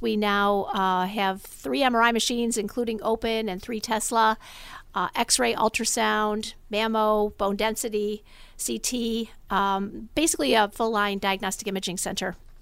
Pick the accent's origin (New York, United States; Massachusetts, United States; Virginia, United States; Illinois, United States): New York, United States; Amherst; moved away as an adult; also born or lived in Los Angeles; I went to Amherst High School and decided that, um, I was gonna come home and open up the first open M R I in Western New York, right down the street from where I grew up